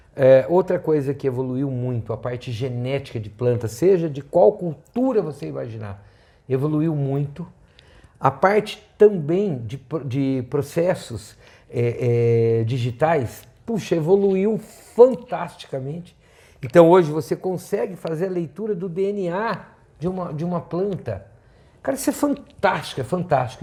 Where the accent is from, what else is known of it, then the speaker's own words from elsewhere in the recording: northern Paraná, Brazil; moved away; also born or lived in São Paulo (state); uma pessoa que nasceu no estado de São Paulo, foi criado no norte do Paraná, terra roxa